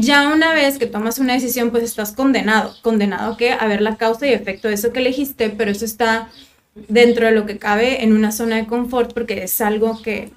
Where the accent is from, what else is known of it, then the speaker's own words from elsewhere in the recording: Tijuana, Baja California, Mexico; also born or lived in Monterrey; Soy de aquí de Tijuana, nací aquí, estuve toda mi primaria, kinder y secundaria en el Instituto Cumbres